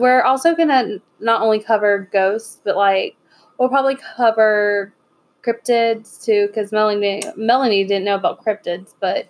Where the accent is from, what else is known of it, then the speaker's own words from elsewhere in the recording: Jacksonville, Florida, United States; I'm from Jacksonville